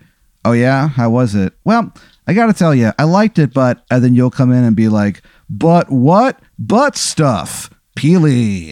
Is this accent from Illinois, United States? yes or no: yes; Dupo, Illinois, United States; I'm a comedian. I'm from Dupo, Illinois.